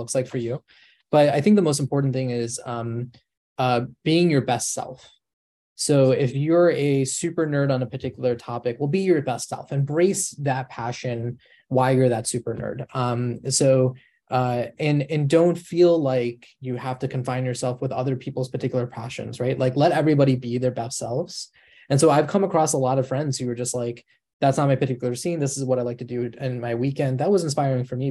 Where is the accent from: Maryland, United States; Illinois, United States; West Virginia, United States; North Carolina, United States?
Illinois, United States; Chicago; I'm born and raised in Chicago